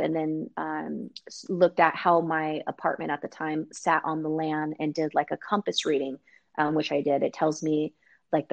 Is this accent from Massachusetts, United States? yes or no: no; San Diego, California, United States; in California, where I'm originally from San Diego